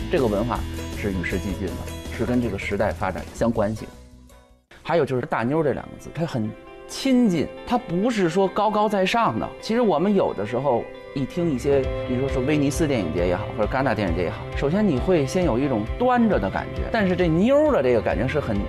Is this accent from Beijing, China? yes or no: yes; Beijing, China; 我本身是北京人